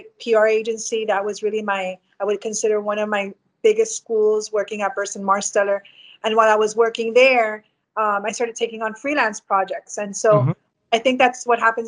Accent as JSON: {"language": "English", "town": "Hialeah", "region": "Florida", "country": "United States", "tie": "born or raised there", "said": "I grew up in West Hialeah. Both my parents lived there when I was born. And so I grew up there all my life"}